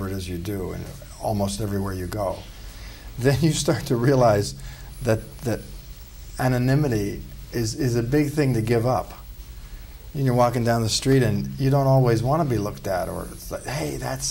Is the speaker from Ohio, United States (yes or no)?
yes; Ohio, United States; I'm from Ohio, you know, steel town